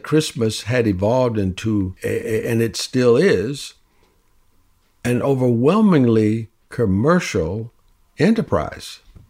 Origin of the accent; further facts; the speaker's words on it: the Jim Crow South, United States; I grew up in the Jim Crow South